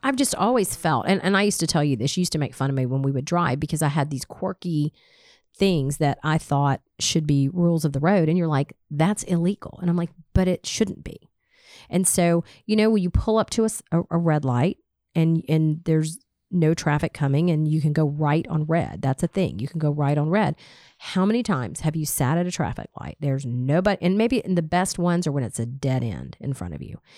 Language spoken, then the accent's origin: English; Smyrna, Georgia, United States; I grew up in Smyrna. I've lived here my entire life.